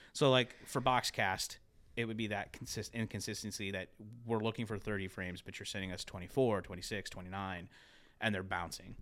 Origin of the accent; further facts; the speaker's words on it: Ohio, United States; moved away; also born or lived in Pittsburgh, Pennsylvania / Philadelphia, Pennsylvania; I'm from Ohio as well, but, like, I lived in Pittsburgh, Philly for a long time